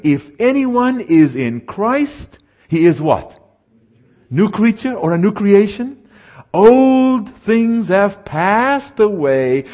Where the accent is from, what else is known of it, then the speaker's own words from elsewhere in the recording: South Africa; now in United States; I was raised in what is called apartheid South Africa